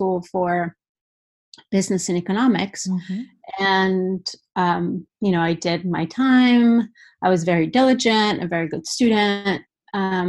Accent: Basque Country, Spain; moved away as an adult; also born or lived in Denver, United States / Florida, United States; now in Seattle, United States; I'm originally from the Basque Country in Spain. So I feel like a lot of my work is influenced by my upbringing

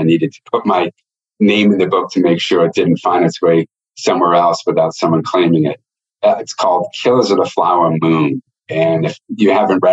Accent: Northeast, United States; I'm from the Northeast

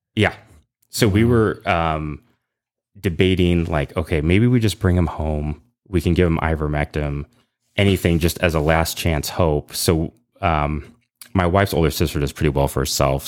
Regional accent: San Ramon, California, United States; moved away as an adult; also born or lived in Lafayette, California; now in North Texas, United States; I grew up in Lafayette

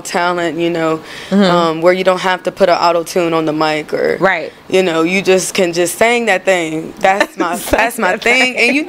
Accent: Rocky Mount, Virginia, United States; now in Charlotte, United States; Rocky Mount, Virginia.

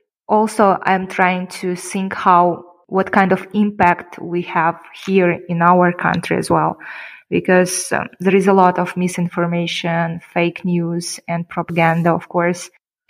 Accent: Kyrgyzstan; first language Kyrgyz; English is a second language; when I came back to Kyrgyzstan, I've noticed that I would like to learn my language better, let's say, because I would prefer maybe in the nearest future to talk Kyrgyz and English more than Russian.

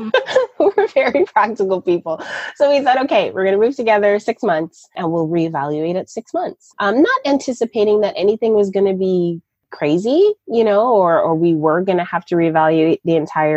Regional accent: Toronto, Ontario, Canada; moved away as an adult; also born or lived in Raleigh, North Carolina; I'm originally from Toronto, Canada. I was born and raised there

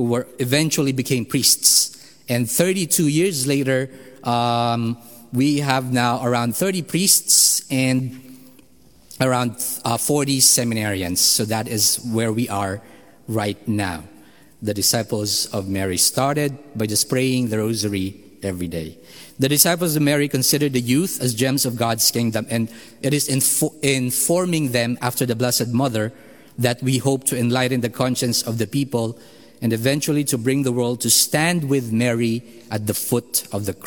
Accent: Philippines; moved away; I am from the Philippines

